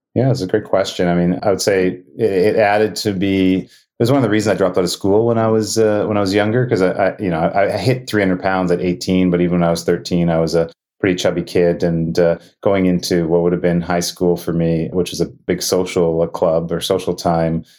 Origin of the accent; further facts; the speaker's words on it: Winnipeg, Manitoba, Canada; also born or lived in Thunder Bay, Ontario; I was born in Thunder Bay, Ontario, which is on Lake Superior, but um, I grew up in Winnipeg